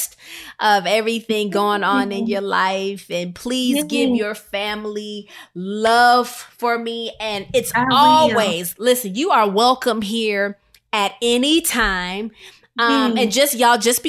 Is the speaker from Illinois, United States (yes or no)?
yes; Rockford, Illinois, United States; I come from Rockford, Illinois